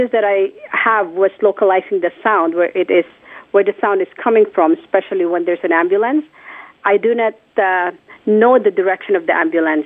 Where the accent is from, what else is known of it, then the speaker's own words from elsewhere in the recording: Philippines; moved away; in my hometown, which is the Philippines